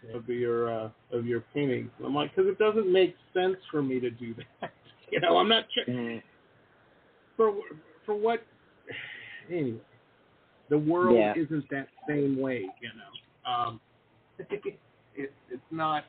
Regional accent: Detroit, Michigan, United States; growing up in Detroit, Metro Detroit

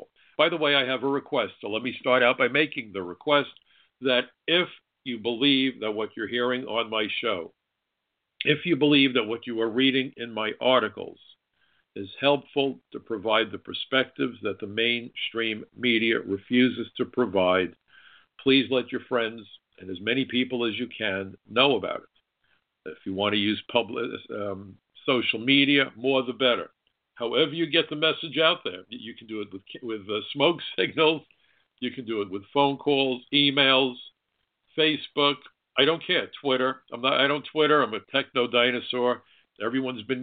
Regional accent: United States; also born or lived in New York; as an American

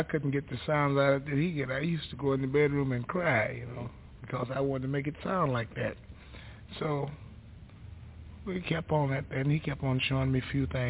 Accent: Pilatch, Mississippi, United States; I'm from Pilatch, Mississippi, which is a small, small town.

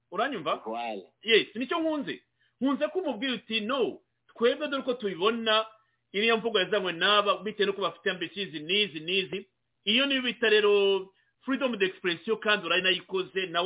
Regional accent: Rwanda; now in United States; nanjye ndi umunyarwanda by the way iyo bavuze u rwanda nanjye nubwo ndi muri amerika mamaze imyaka makumyabiri n'ibiri n'itatu

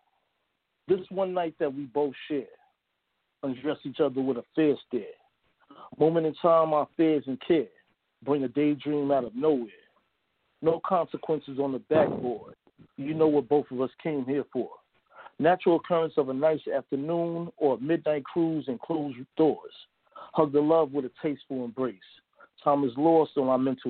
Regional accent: New York City, New York, United States; That's where I'm originally from, Harlem, New York. So I grew up around the Renaissance

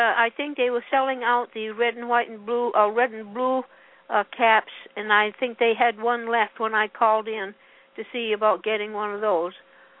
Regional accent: Enfield, New Hampshire, United States; Enfield, New Hampshire, yeah. It used to be my hometown. I lived there for 8 years, and then I moved to a little village.

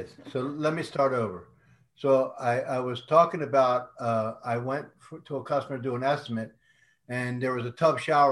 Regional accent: Northeast, United States; also born or lived in Las Vegas, Nevada; now in Houston, United States; I was born and raised in the Northeast

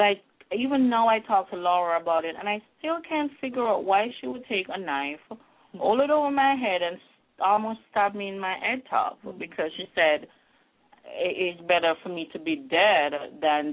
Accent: Jamaica; now in Halifax, Canada; I grew up in Jamaica

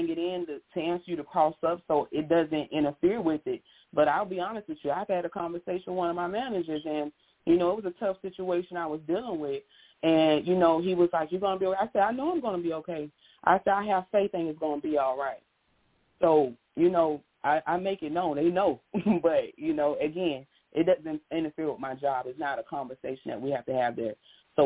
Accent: Pensacola, Florida, United States; as a child, I'm from Pensacola, Florida. My parents used to drive us by Bayview Park along Scenic Highway.

